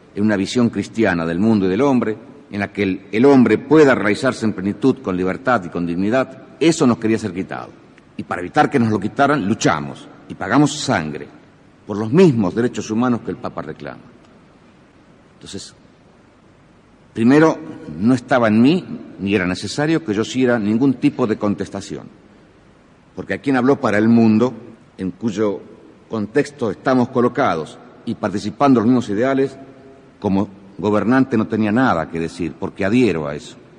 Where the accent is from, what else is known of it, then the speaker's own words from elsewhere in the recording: Argentina; nuestro sentir como argentinos